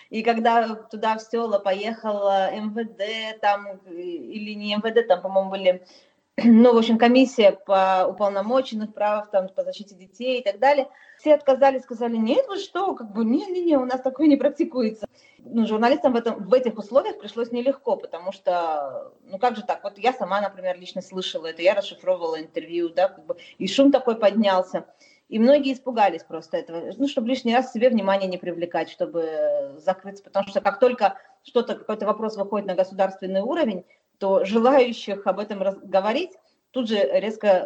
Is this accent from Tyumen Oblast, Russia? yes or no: no; Dagestan, Russia; Я, я чужак для них, несмотря на то, что я сама из Дагестана.